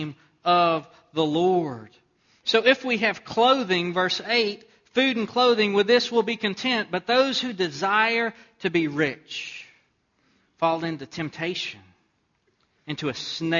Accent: Texas, United States; born or raised there

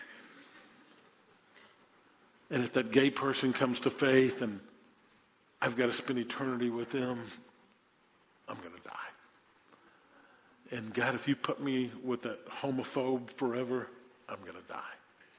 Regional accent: New Orleans, Louisiana, United States; I grew up in New Orleans in the 1960s. I was born in 54, so I was in elementary school, junior high school in the 60s, graduated high school in 72.

